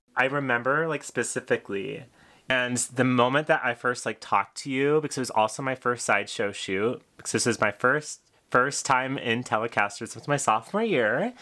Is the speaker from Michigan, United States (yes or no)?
yes; White Lake, Michigan, United States; also born or lived in Athens, Ohio; I am currently in my hometown where I grew up in White Lake, Michigan, went to schools in Waterford